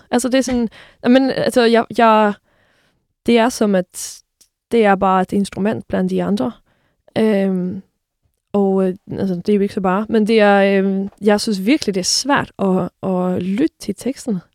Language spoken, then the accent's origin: Danish; Sweden; moved away; nu er jeg jo svensker her